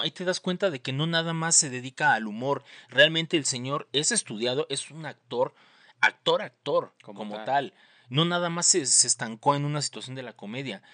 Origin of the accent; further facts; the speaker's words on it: Mexico City, Mexico; aunándole un granito más al estereotipo del chilango, pues salí de Conalep